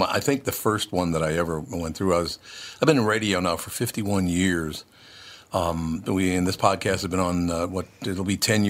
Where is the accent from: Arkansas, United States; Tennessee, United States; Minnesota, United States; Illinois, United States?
Minnesota, United States; Minneapolis; also born or lived in Long Prairie, Minnesota; I was born in Long Prairie, Minnesota, moved to Minneapolis when I was like a year old, and grew up in Minneapolis and St. Paul.